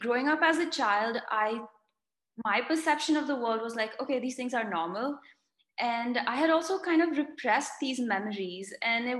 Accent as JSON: {"language": "English", "country": "India", "tie": "born or raised there", "also_born_or_lived": "United States", "moved": "as an adult", "said": "I'm originally from India, born and brought up here"}